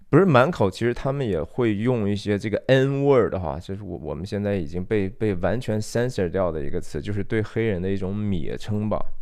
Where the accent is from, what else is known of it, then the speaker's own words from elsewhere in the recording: China; 我，中国人